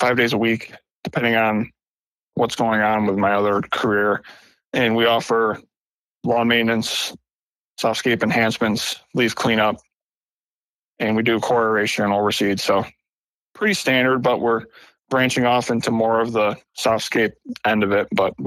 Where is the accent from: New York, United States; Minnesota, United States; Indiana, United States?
New York, United States; Ilion; moved away as an adult; now in South Carolina, United States; I'm from Central New York. I'm actually from Ilion, New York, which is about 10 minutes away from Utica